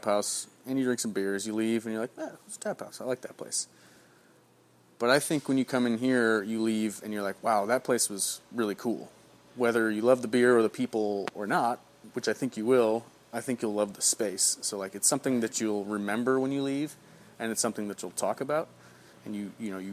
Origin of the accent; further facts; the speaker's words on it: Chicago, Illinois, United States; now in Beaverton, United States; I'm from the Midwest, from Chicago.